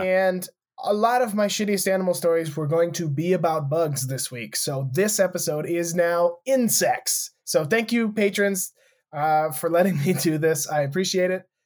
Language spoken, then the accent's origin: English; United States; growing up in Montana or Wyoming